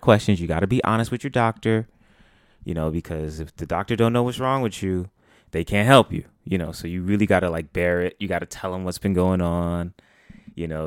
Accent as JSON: {"language": "English", "region": "New York", "country": "United States", "said": "as a New Yorker"}